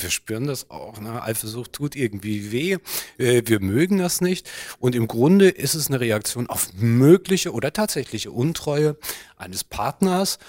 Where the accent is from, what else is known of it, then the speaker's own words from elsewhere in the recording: Germany; bei uns in Deutschland